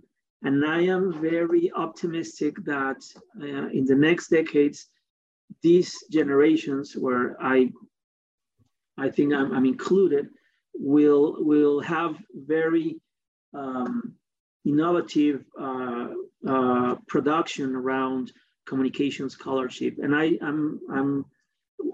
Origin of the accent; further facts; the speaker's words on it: Mexico; also born or lived in United States; I'm Mexican, I'm not German or whatever. I was born in Latin America, and I have been living here most of my life.